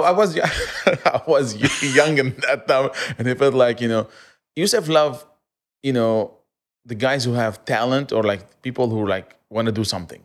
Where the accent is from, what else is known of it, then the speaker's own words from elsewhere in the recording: Aleppo, Aleppo Governorate, Syria; also born or lived in Kuwait; now in Dubai, United Arab Emirates; I'm from Aleppo.